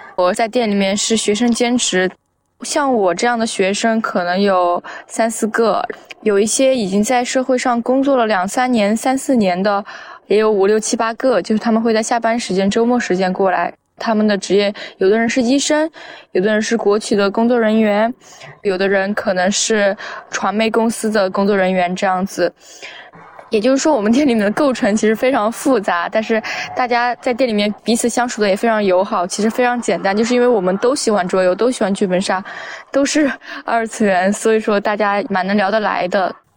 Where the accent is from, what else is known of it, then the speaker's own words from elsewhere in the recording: Chongqing, China; now in Beijing, China; 我不是北京的，我是重庆的